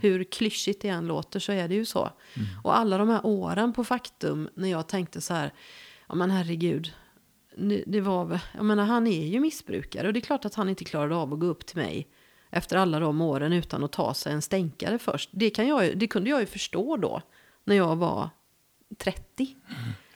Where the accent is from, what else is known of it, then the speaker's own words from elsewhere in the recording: Gothenburg, Västra Götaland, Sweden; accent: west coast; moved away as an adult; now in Värmland, Sweden; jag är född i Göteborg